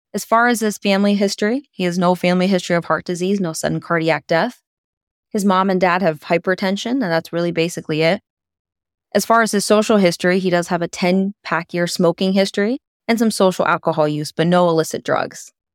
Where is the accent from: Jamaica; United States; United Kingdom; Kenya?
United States; Pittsburgh, Pennsylvania; now in Sayre, United States; my hometown of Pittsburgh, Pennsylvania